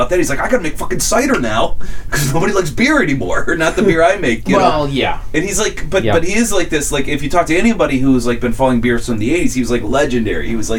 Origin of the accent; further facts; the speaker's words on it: Cleveland, Ohio, United States; In Cleveland, where I grew up